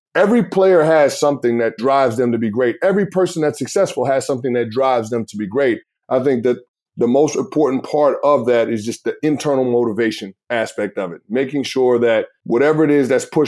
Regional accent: New York City, New York, United States; moved away; Growing up as a kid in the Bronx, New York

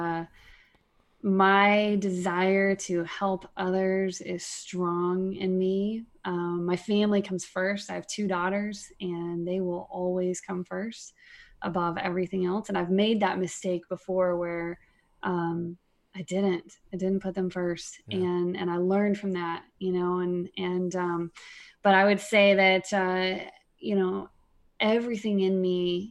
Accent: East Texas, United States; now in Minnesota, United States; I grew up in East Texas and I was one of six kids

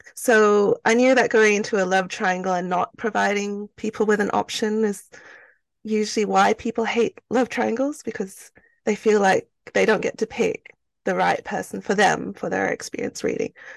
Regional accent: Australia; also born or lived in Malaysia; I was born in Malaysia, um, to two Chinese parents. So I'm ethnically Chinese. And then we migrated to Australia when I was, um, quite young

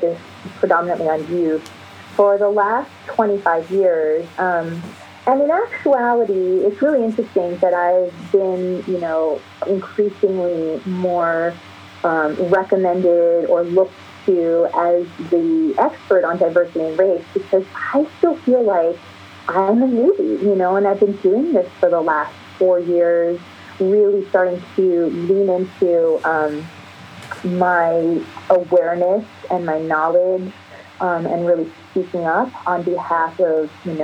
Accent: East Coast, United States; also born or lived in New York / Philadelphia; now in Los Angeles, United States; Born in Los Angeles, then moved to the East Coast. So I grew up really during my formative years on the East Coast in New York and Philly

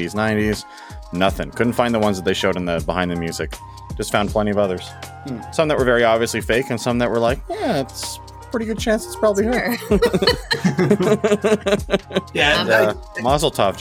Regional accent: Canada; as a Canadian

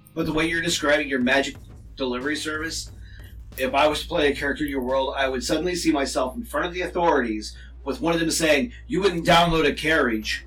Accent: United States; I'm American

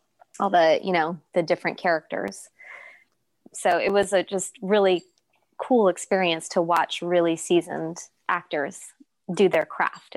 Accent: San Jose, California, United States; also born or lived in Pasadena, California; I grew up in San Jose, California, until I was about 15, and then we moved to Los Angeles, to Pasadena

